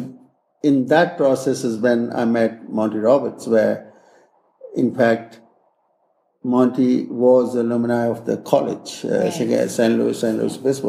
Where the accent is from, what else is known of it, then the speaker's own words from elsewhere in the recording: India; moved away as an adult; also born or lived in California, United States / Kentucky, United States; I'm from India originally, did my school, my bachelor's degree in India